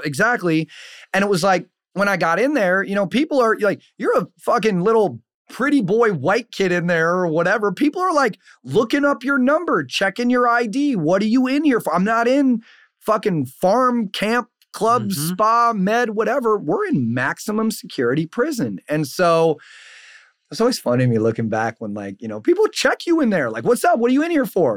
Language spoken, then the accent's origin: English; Saint Paul, Minnesota, United States; I'm from St. Paul